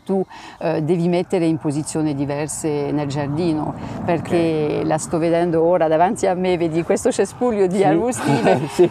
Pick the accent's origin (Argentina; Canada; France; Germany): France; Italian is a second language; moved away as an adult; now in Castel Ruggero, Italy; sono, sono francese eh, e vivo a, sono arrivata qui a Castelluggero nel, nell'83